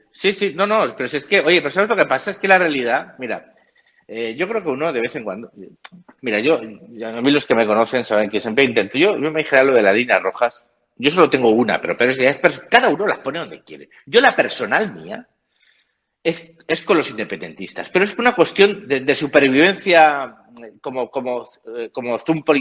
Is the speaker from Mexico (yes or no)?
no; Spain; yo por España, estas cosas, yo soy profundamente español.